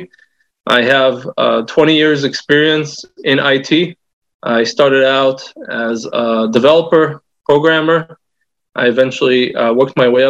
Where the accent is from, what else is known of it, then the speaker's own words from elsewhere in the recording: Southern California, United States; I am from Southern California